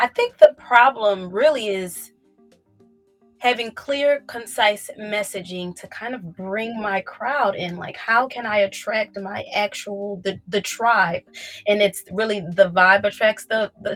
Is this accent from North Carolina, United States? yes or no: no; Philadelphia, Pennsylvania, United States; I'm from North Philly